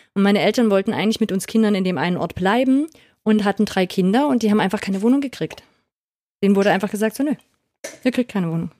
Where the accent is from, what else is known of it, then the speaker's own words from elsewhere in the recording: East Germany, Germany; ich komme aus Ostdeutschland, aber aus der christlichen Blase.